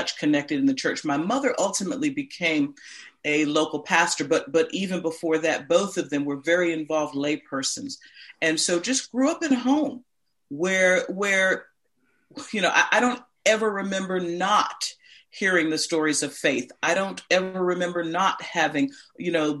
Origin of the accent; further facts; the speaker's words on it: Indianapolis, Indiana, United States; moved away; born and raised in Indianapolis, Indiana